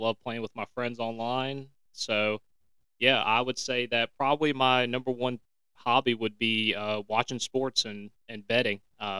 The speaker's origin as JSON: {"language": "English", "town": "Roanoke", "region": "Virginia", "country": "United States", "said": "as he said earlier. I'm from Roanoke, so shout out 540."}